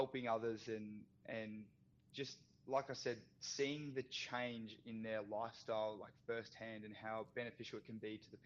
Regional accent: Australia; played a whole bunch of sports as everyone does growing up in Australia

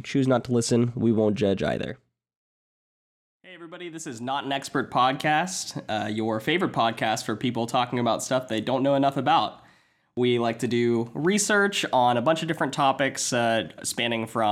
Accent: Tennessee, United States; also born or lived in Georgia / Colorado; now in Atlanta, United States; I am from, born in Georgia, raised in Tennessee, lived in Colorado for a little while where I met Megan, my girlfriend, and now I'm back here in Atlanta

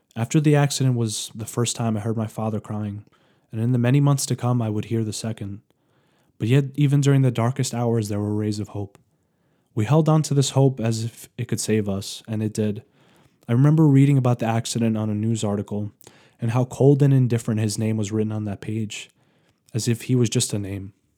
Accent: New York, United States; moved away; I'm originally from New York

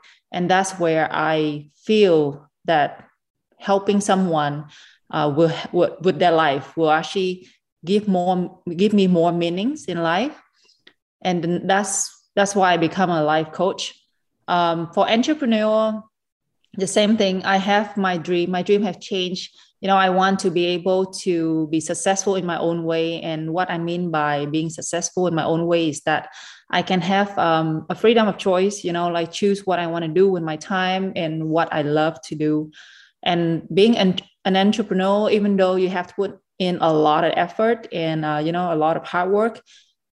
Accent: Vietnam; now in Dubai, United Arab Emirates; when I was a little kid in Vietnam

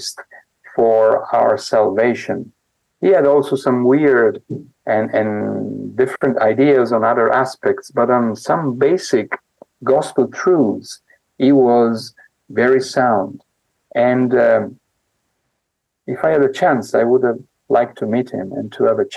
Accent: Mantua, Lombardy, Italy; moved away; I was born in Mantova, a very interesting little town

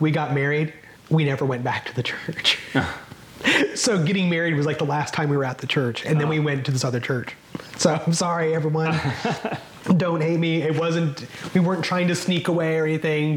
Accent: Kansas City, United States; growing up in Kansas City

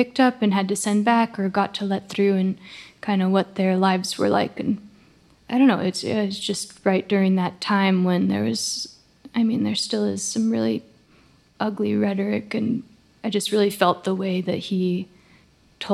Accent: La Conner, Washington, United States; now in Portland, United States; I grew up in a small town in northern Washington called LeConnor

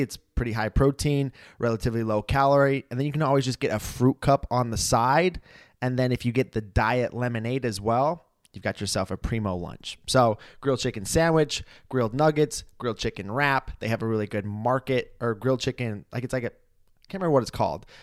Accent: Idaho, United States; moved away; when I lived in my hometown in Idaho

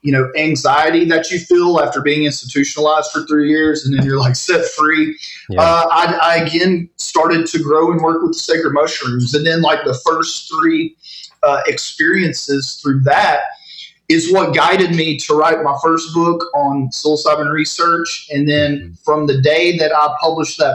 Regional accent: Northeast Texas, United States; I grew up in Northeast Texas.

